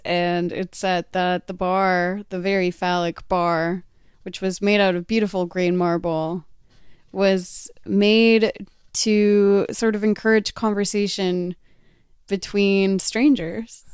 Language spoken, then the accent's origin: English; Texas, United States; moved away; I grew up in Texas where it's incredibly humid